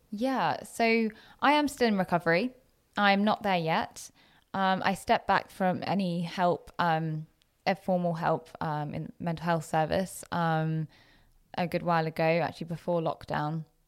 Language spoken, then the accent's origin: English; Jersey; moved away as an adult; also born or lived in Loughborough, England / Leicester, England; I had been so used to being in my little bubble of Jersey, of really quite monocultural, to be honest.